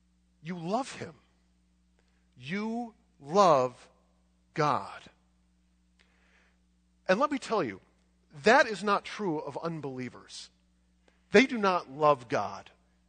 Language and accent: English; United States; do I believe this just because I grew up in America?